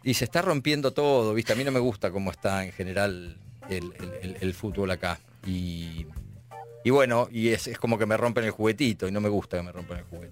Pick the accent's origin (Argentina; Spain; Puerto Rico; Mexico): Argentina; La Plata, Buenos Aires Province; moved away as an adult; now in Buenos Aires, Argentina; Soy de La Plata, nací en La ah. Plata. Este, cuando terminé la secundaria me vine acá para, para estudiar teatro